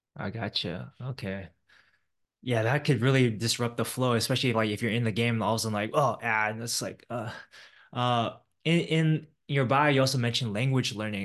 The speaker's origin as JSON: {"language": "English", "area": "Silicon Valley", "region": "California", "country": "United States", "tie": "born or raised there", "said": "I grew up in the Silicon Valley area"}